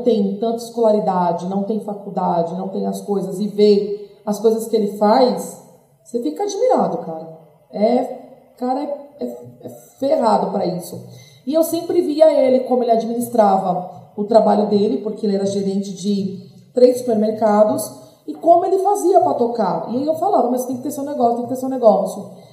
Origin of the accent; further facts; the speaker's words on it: São Paulo, Brazil; sou de São Paulo, tenho 35 anos